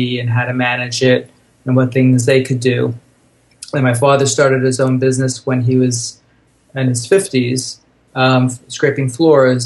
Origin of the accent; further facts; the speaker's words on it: Long Island, New York, United States; also born or lived in Brooklyn; I was born on Long Island. My parents had a house.